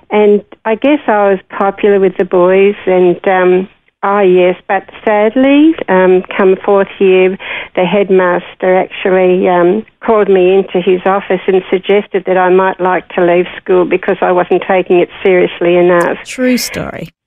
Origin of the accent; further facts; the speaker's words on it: Parramatta, New South Wales, Australia; born in 1947. And life in, in growing up in Parramatta in those days was pretty good.